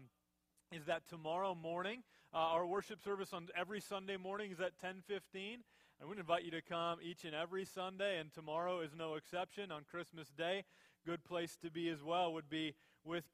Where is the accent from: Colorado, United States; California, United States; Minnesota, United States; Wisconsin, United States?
Minnesota, United States; I was born and raised in Minnesota.